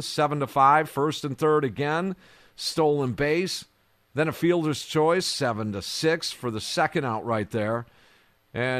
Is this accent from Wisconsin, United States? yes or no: yes; Kenosha, Wisconsin, United States; I grew up where I grew up in Kenosha